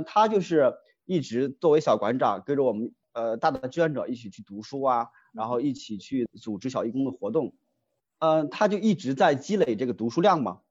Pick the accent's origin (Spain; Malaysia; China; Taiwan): China; rural Henan; moved away; 我老家是河南的，啊，嗯河哼南农村的